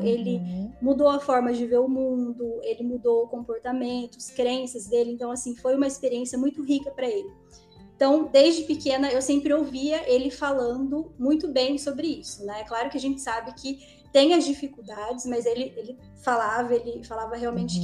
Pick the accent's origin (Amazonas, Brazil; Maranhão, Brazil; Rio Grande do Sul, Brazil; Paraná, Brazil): Paraná, Brazil; interior of; moved away as an adult; eu vim lá de uma cidade do interior do Paraná